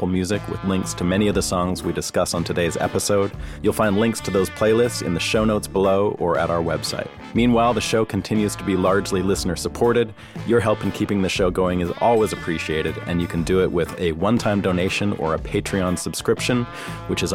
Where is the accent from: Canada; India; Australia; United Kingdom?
Canada; now in Nashville, United States; I'm too Canadian